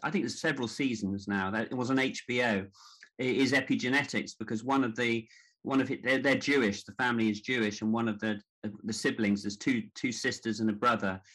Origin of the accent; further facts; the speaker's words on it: Devon, South West England, United Kingdom; moved away as an adult; also born or lived in New York / Hackney, London; i grew up in devon although I was born in New York